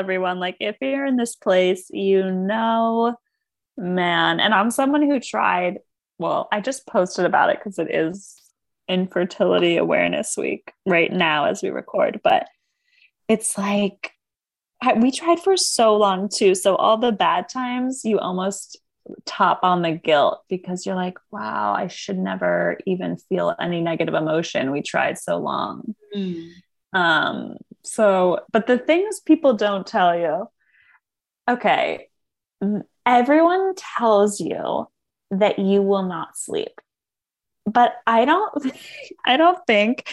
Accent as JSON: {"language": "English", "region": "East Coast", "country": "United States", "tie": "born or raised there", "moved": "yes", "said": "I grew up on the East Coast where everyone was in Manhattan"}